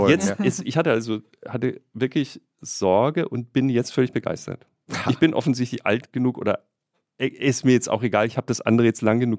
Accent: Bretten, Baden-Württemberg, Germany; born or raised there; now in Berlin, Germany

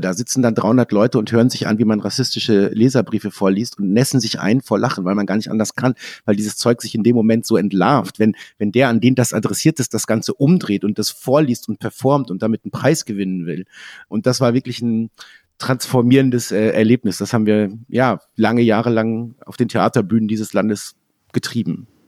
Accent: a small village in Lower Saxony, Germany; born or raised there

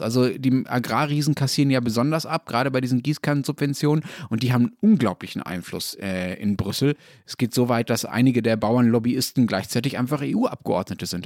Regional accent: Germany; bei uns in Deutschland

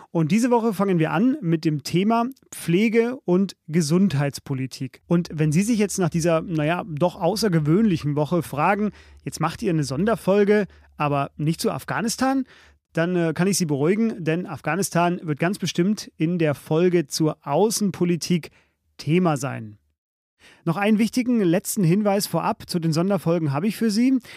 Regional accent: Saarland, Germany; ich komme aus dem Saarland.

